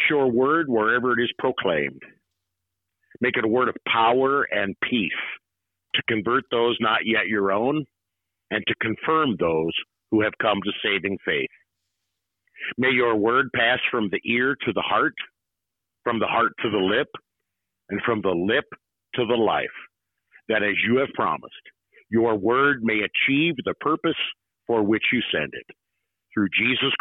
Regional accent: Nebraska, United States; I'm born and raised in Nebraska, been here at Good Shepherd just over 24 years

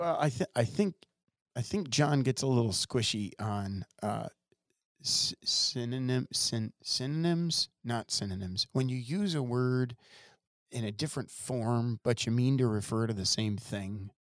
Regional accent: Ohio, United States; now in Wisconsin, United States; I grew up in Ohio

